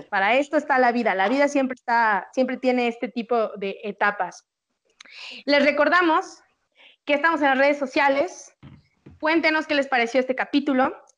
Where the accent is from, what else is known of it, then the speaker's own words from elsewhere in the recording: Mexico; como buenos mexicanos